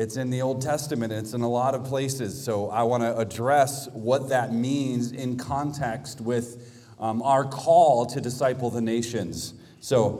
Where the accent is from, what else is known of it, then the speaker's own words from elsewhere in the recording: Washington, District of Columbia, United States; I'm from the Washington, D.C. area, and we call that place Babylon